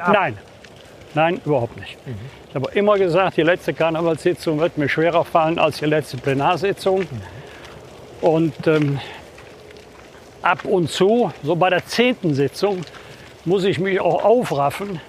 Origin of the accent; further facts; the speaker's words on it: Bergisch Gladbach, North Rhine-Westphalia, Germany; Bergisch Gladbach, das bin ich natürlich meiner Heimatstadt verbunden